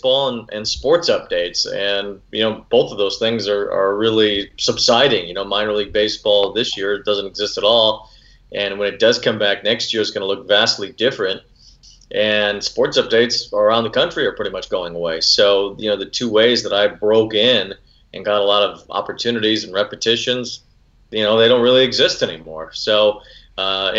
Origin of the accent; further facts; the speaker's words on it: Chicago, Illinois, United States; moved away; growing up in Chicago and had access to two baseball teams